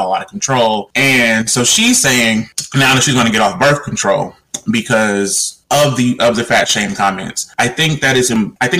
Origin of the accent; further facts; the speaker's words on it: Las Vegas, Nevada, United States; growing up in Las Vegas, I knew people like Roscoe.